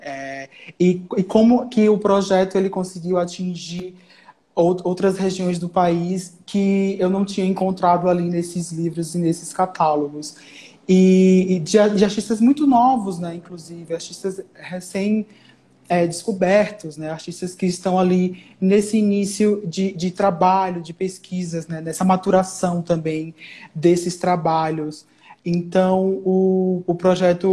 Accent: Alagoas, Brazil; moved away as an adult; now in São Paulo, Brazil; sou alagoano

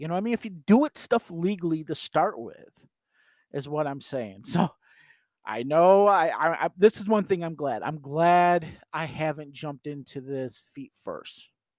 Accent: New York, United States; So for me being a New Yorker, I'm going to do business in New York, regardless if I'm selling online

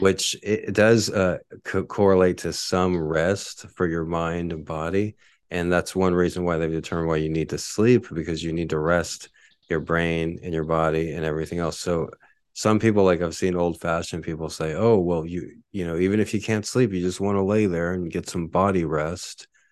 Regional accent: Texas, United States; now in Honolulu, United States; I'm from Texas

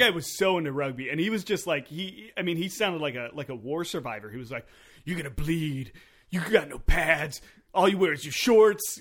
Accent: California, United States; I grew up in California liking the Red Sox

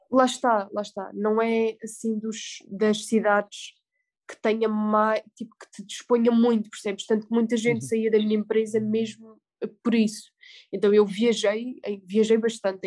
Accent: Algarve, Portugal; moved away as an adult; also born or lived in Salzburg, Austria; sou do Algarve

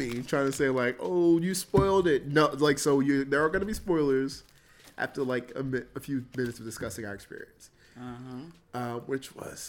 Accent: New Jersey, United States; because we're from Jersey, we had to get back home.

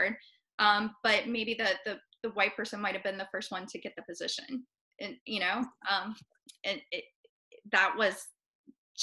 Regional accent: West Virginia, United States; also born or lived in Appalachia / Charleston County, South Carolina; now in Charleston, United States; I'm from West Virginia

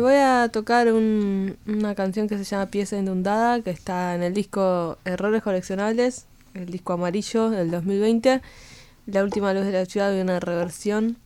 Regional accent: Buenos Aires, Argentina; Yo nací al, eh, enfrente de la estación. y, mi colegio eh, es enfrente, o sea, hice toda la primaria en un colegio del otro lado de la estación

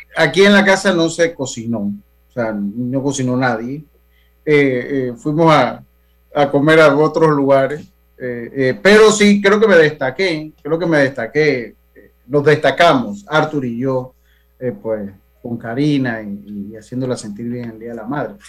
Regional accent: Panama; como panameños

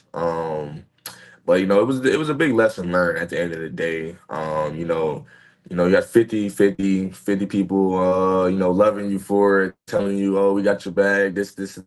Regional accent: Cary, North Carolina, United States; moved away as an adult; also born or lived in Tempe, Arizona; my hometown

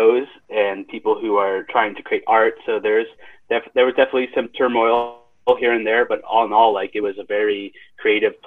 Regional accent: San Francisco Bay Area, California, United States; also born or lived in San Diego; grew up in the Bay Area, and I teach in the Bay Area, so I kind of went full circle

